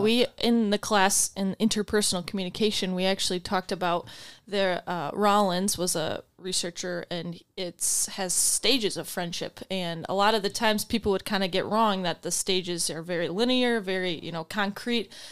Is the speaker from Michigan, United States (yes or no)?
yes; Grand Rapids, Michigan, United States; I am from Grand Rapids. I went to Catholic Central